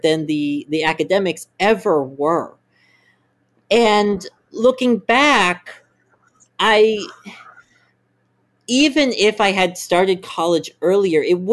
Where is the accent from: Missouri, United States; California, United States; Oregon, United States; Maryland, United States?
Maryland, United States; I grew up in Maryland